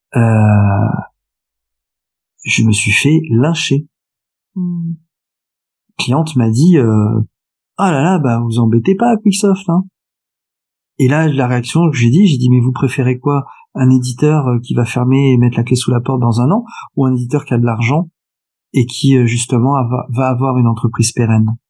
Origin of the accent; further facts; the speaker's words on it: France; also born or lived in Paris / Nice; je suis français profondément attaché à mon pays